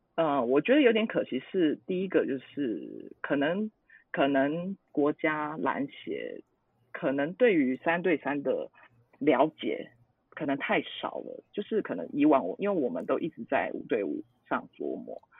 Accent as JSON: {"language": "Chinese", "country": "Taiwan"}